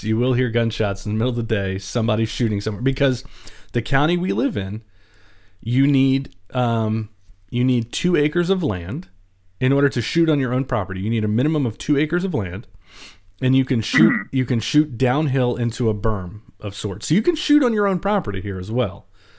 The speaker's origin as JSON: {"language": "English", "town": "Baltimore", "region": "Maryland", "country": "United States", "said": "I've lived in the country for most of my life, even though I'm from Baltimore"}